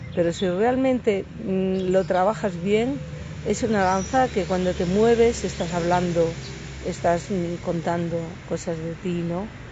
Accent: Asturias, Spain; moved away; also born or lived in Madrid / Málaga; Yo nací en un pueblo en Asturias, era un pueblo pequeño, me fui a vivir a Madrid

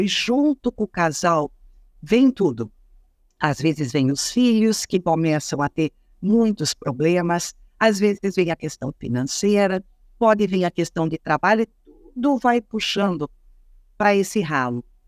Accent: Rio Grande do Sul, Brazil; eu sou gaúcha, gente, sou do Rio Grande do Sul

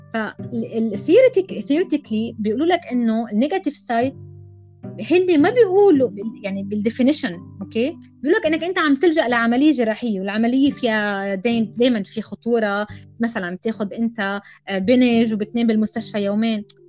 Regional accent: Lebanon; نحن بلد لبناني ميدل إيست عربي بنحكي عربي

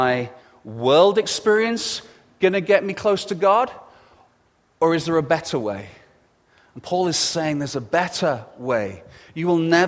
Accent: England, United Kingdom; being English

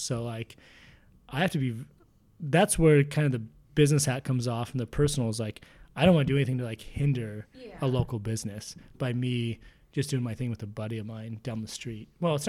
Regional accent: Spokane, Washington, United States; Yeah, that's what people think we're from, Portland or Seattle. And like when they find out we're from Spokane, it's pretty sweet.

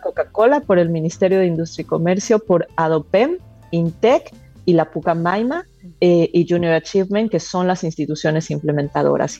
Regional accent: Mexico; yo soy mexicana

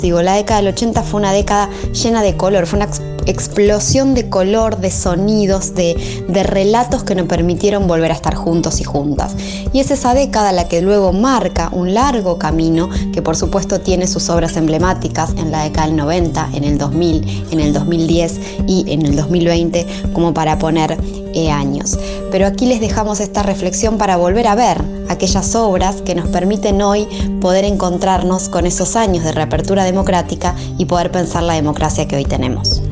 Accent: Argentina; quiénes somos los argentinos y las argentinas

